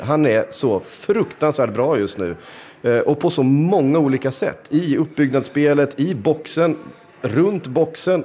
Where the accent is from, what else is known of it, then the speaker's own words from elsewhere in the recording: Sweden; som svensk